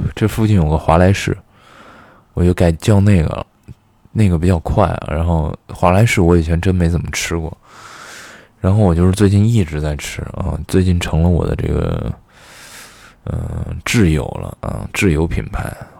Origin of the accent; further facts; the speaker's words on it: Xi'an, Shaanxi, China; moved away; also born or lived in Beijing; 小的时候在西安老是跟人说干洗，干洗